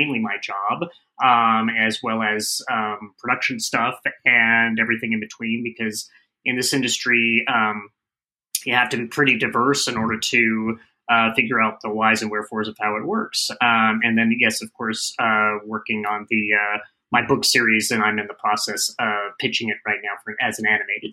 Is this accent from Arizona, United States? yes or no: yes; Phoenix, Arizona, United States; moved away; I'm from Phoenix, Arizona originally